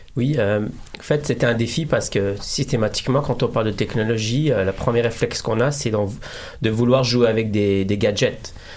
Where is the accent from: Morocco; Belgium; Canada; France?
Morocco; Je suis marocain